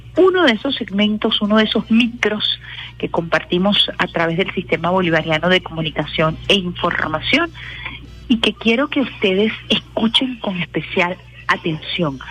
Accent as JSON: {"language": "Spanish", "country": "Venezuela", "said": "orgullosos y orgullosas de nuestro gentilicio, de nuestra naturaleza, de nuestra de nuestro origen como venezolanos y venezolanas"}